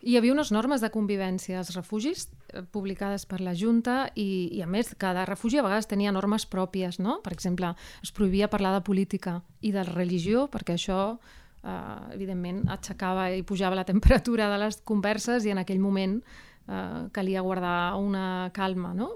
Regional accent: Seville, Andalusia, Spain; now in Barcelona, Spain; jo sóc de Sevilla

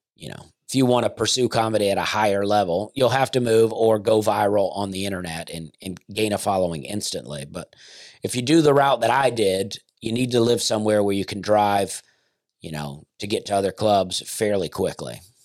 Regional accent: the South, United States; as a Southerner myself

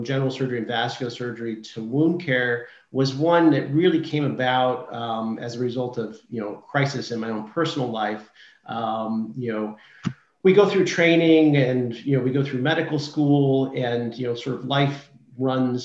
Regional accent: Seattle, Washington, United States; moved away as an adult; also born or lived in Massachusetts / Maine / Virginia; So I'm originally from Seattle, Washington, and worked my way east over the years.

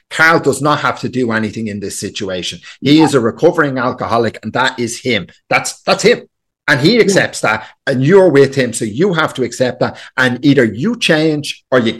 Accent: Ireland

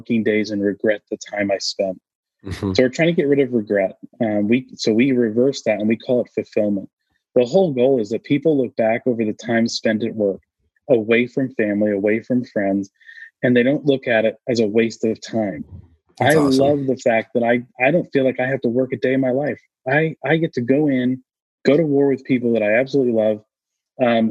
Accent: New England, United States; now in Austin, United States; I grew up in New England as I call it typical New England

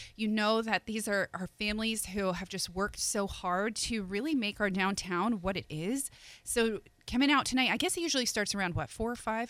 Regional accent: Northeast, United States; now in Pensacola, United States; being from the Northeast, hockey is a way of life.

